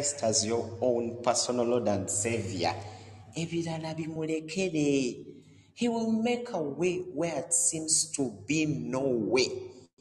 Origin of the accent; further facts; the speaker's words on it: Uganda; moved away as an adult; now in Doha, Qatar; a man born in Uganda